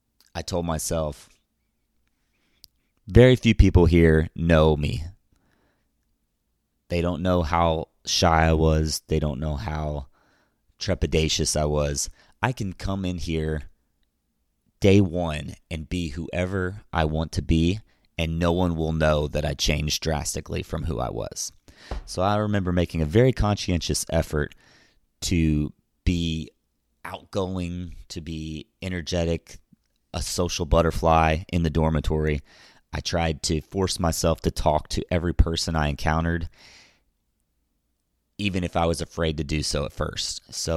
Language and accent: English; Louisville, Kentucky, United States; I was born May 26th in Louisville, Kentucky. I was raised in a middle-class home with a conservative ideology and Roman Catholic roots.